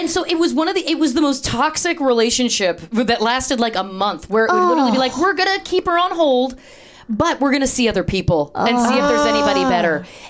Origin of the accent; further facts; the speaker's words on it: Canada; moved away as an adult; also born or lived in Toronto, Canada / Chicago, United States; I'm from Canada. I came through Second City, Toronto, Chicago. I was living back in Toronto. I came out to LA for pilot season.